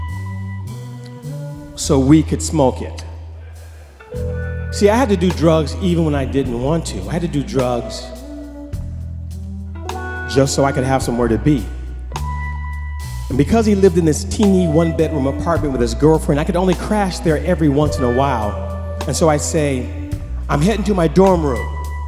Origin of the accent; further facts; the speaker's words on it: Oakland, California, United States; moved away as an adult; I'm from the San Francisco Bay Area